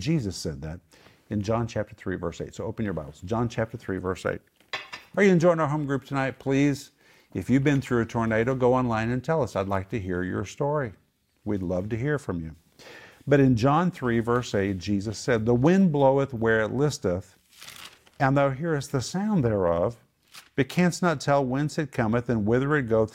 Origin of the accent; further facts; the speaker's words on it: Oklahoma, United States; I grew up in Oklahoma, I never saw a tornado